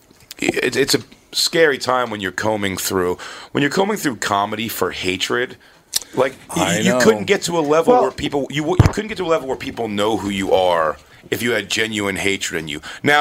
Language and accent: English; Philadelphia, Pennsylvania, United States; accent: Philly; That's why I try to get rid of my Philly accent with the word water.